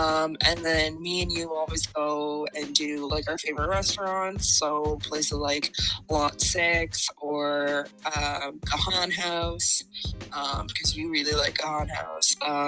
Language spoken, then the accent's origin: English; Halifax, Nova Scotia, Canada; accent: East Coaster; moved away as an adult; also born or lived in Kuwait; now in Alberta, Canada; When people ask where I'm from, I always say I'm from Halifax, and they're like, oh, but like, where are you really from? I'm like, that means nothing to me. Like I was born in Kuwait, but that literally means nothing to me. It was like 2 years of my life as a baby. Like Halifax is where I'm from.